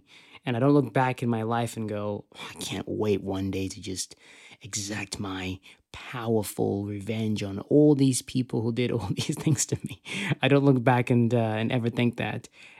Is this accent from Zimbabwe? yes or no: yes; Zimbabwe; I was very blessed that I grew up in Zimbabwe because I had the opportunity to watch such a diverse library of content